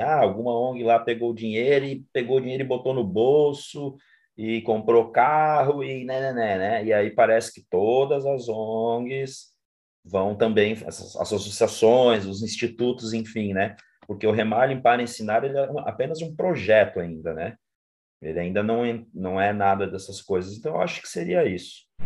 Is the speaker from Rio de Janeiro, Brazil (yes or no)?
no; interior of Paraná, Brazil; moved away as an adult; now in Florianópolis, Brazil; sou nascido no Paraná, moro em Florianópolis há 25 anos, onde eu vim para estudar